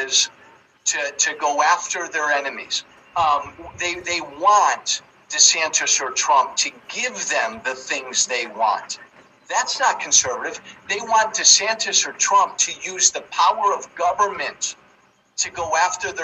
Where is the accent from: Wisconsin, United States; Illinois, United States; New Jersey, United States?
Illinois, United States; I come from Illinois.